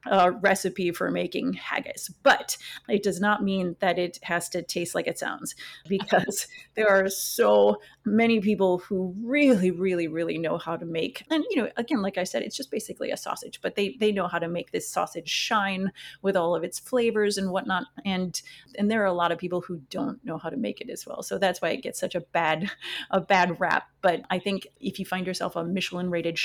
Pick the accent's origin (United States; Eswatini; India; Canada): United States; northwest Wisconsin; growing up in Wisconsin, where I did in the northwest part of the state